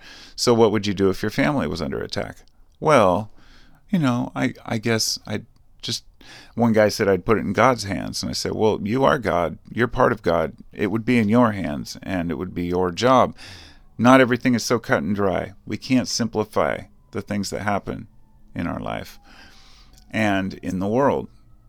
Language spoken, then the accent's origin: English; United States; I'm an American, okay? I'm not a nationalist. I'm just an American.